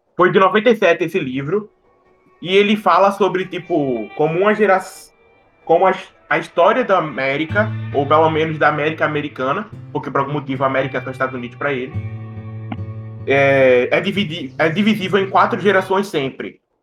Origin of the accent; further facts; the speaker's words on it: Northeast Region, Brazil; a gente é nordestino